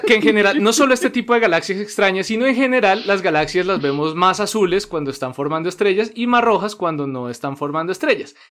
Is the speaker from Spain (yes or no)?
no; Colombia; also born or lived in Netherlands; por eso soy colombiano